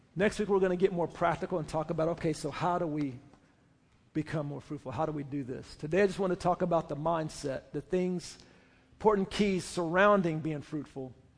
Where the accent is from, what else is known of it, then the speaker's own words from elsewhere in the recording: Oklahoma, United States; I say, "Oklahoma."